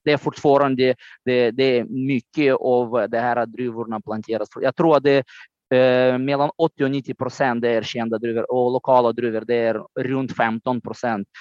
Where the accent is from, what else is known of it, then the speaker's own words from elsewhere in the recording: Moldova; Swedish is a second language; now in Höga Kusten, Sweden; min hemland Moldavien